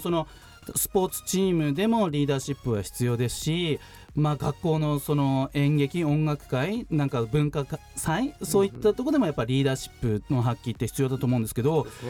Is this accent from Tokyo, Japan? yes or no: yes; Tachikawa, Tokyo, Japan; 同じ立川の出